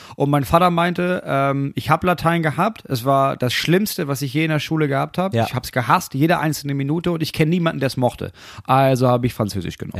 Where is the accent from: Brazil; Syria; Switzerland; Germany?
Germany; Itzehoe, Schleswig-Holstein; also born or lived in Preetz; geboren bin ich in Preetz und in der Nähe aufgewachsen auf einem winzigen Dorf und dann irgendwann nach, nach Itzehoe